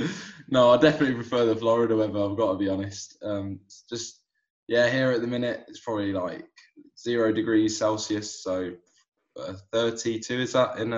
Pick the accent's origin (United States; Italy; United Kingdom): United Kingdom; England; So I've got a dual nationality. My I was born and raised here in England, but my mother is originally from Barcelona in Spain.